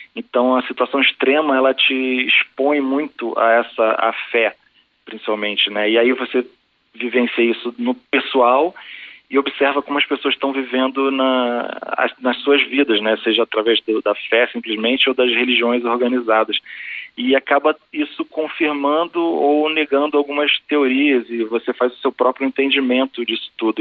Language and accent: Portuguese; Brazil; ser brasileiro